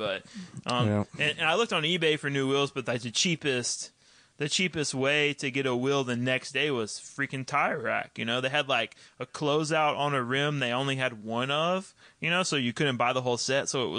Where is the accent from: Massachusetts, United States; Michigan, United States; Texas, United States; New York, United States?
Texas, United States; It's me trying to not do my hometown accent, which is like this, you know, is grew up in Southeast Texas and we hunt.